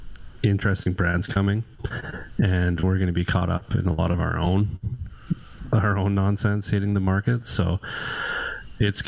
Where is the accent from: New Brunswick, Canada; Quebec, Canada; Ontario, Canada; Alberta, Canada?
Alberta, Canada; Sherwood Park; we're from Sherwood Park